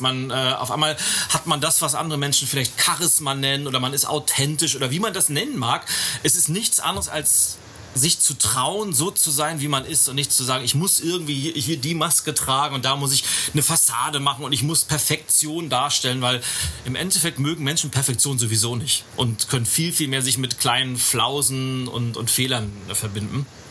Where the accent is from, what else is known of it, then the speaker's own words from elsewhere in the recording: Berlin, Germany; hier aus meiner Heimatstadt, aus Berlin